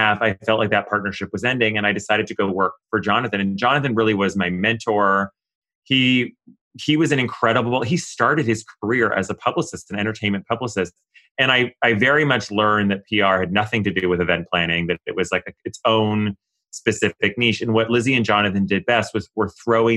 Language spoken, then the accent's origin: English; Ottawa, Ontario, Canada; moved away as an adult; also born or lived in Kingston, Ontario / New York; growing up in Canada without social media